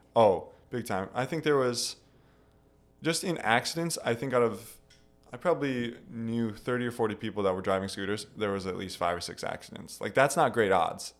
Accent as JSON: {"language": "English", "region": "Wisconsin", "country": "United States", "also_born_or_lived": "Taiwan", "said": "we're coming from Wisconsin"}